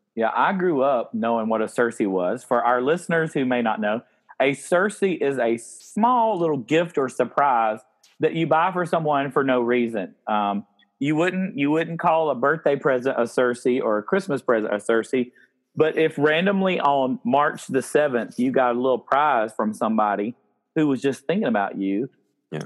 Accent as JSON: {"language": "English", "region": "upstate South Carolina", "country": "United States", "tie": "born or raised there", "said": "I growing up in the South"}